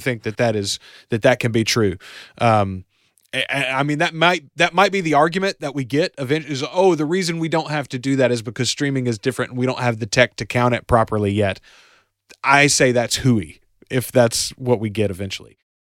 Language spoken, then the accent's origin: English; the South, Southern United States, United States; as a Southerner myself, as, as a good old country boy myself